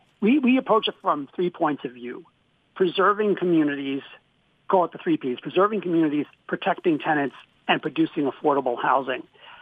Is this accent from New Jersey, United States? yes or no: no; New York City, New York, United States; moved away; I grew up in New York City